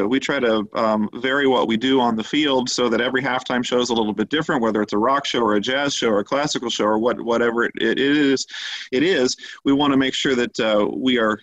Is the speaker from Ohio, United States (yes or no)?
yes; Westerville, Ohio, United States; I'm originally from Westerville, so grew up there